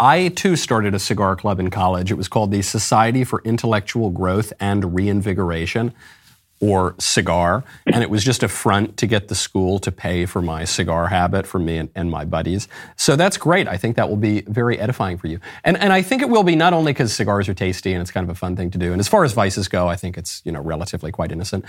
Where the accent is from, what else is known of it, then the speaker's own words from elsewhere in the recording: New York, United States; also born or lived in Los Angeles; I'm from New York. I went to the gayest university in the United States, if not the world. I lived in Los Angeles, surrounded by a bunch of show business weirdos.